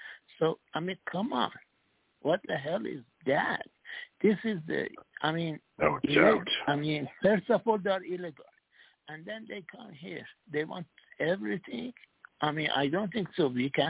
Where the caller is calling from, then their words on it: Singapore; from Singapore.